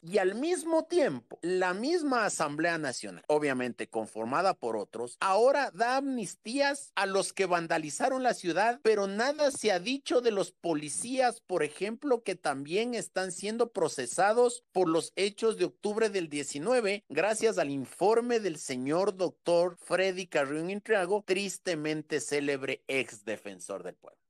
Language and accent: Spanish; Quito, Pichincha, Ecuador; Esos somos los quiteños de bien